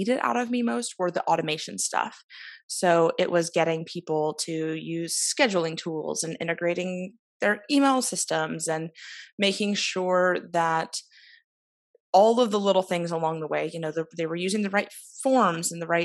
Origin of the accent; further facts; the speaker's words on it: Oregon, United States; moved away as an adult; now in Belfast, United Kingdom; I'm originally from Oregon in the States, but I've lived here for almost 5 years